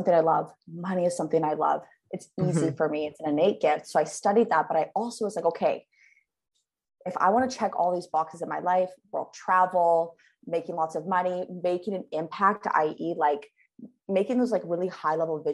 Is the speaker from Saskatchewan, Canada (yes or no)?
yes; Saskatoon, Saskatchewan, Canada; moved away; I'm from Saskatoon, Saskatchewan, Canada.